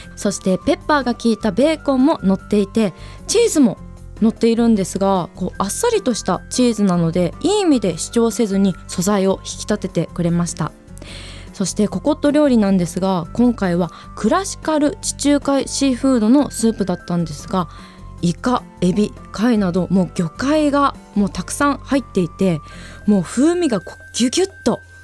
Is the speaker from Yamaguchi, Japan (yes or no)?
no; Hokkaido, Japan; 生まれてこの方北海道以外のところに住んだことがないです